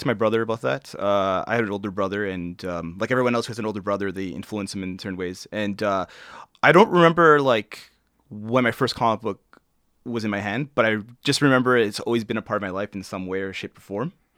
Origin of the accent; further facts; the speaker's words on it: Toronto, Ontario, Canada; I was born, um, uh, Toronto, uh, Women's College, if they wanna get that specific. Um, yeah, and I, I grew up, I, I grew up, uh, i, like, within the, um, I would say the old, the Runnymede